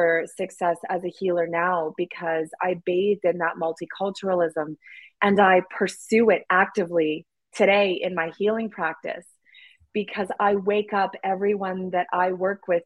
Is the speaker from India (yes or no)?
no; Canada; I'm white Canadian